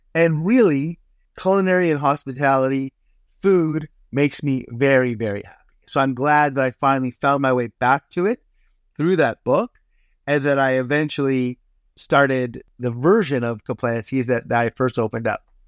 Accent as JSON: {"language": "English", "town": "Toronto", "region": "Ontario", "country": "Canada", "tie": "born or raised there", "also_born_or_lived": "Hamilton, Ontario / Dundas, Ontario", "moved": "as an adult", "lives_now": "Tofino, Canada"}